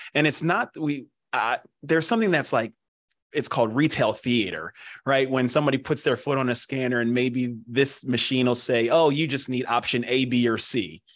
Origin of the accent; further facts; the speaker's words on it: Pennsylvania, United States; born and raised in Pennsylvania